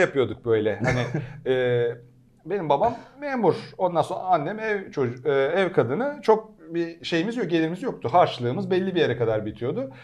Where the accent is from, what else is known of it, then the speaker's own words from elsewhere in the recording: Istanbul, Turkey; moved away as an adult; also born or lived in Ankara; ben Pendikliyim İstanbul. E, ya Ankaralıyım da Köken İstanbul Ankara. Pendik'te bütün çocukluğum geçti.